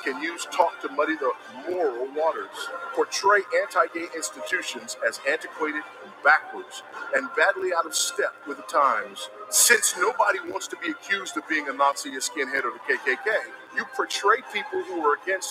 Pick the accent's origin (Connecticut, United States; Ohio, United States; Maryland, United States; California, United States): California, United States; Los Angeles; I was born here in Los Angeles